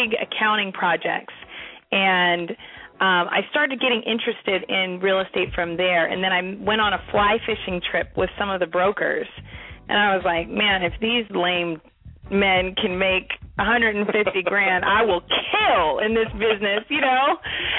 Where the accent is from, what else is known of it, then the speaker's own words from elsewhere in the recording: California, United States; I grew up in California.